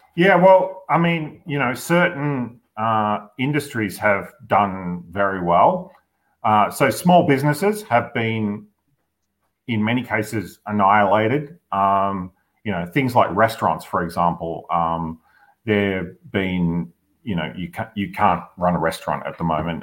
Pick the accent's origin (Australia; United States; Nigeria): Australia; Victoria; I'm from Victoria